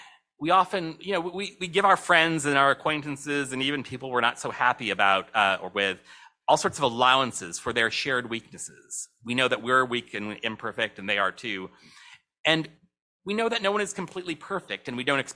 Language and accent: English; St. Louis, Missouri, United States; my hometown of St. Louis